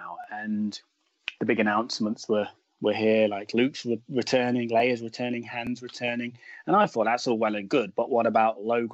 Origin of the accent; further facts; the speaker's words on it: Midlands, United Kingdom; I'm in the middle. I'm from the Midlands.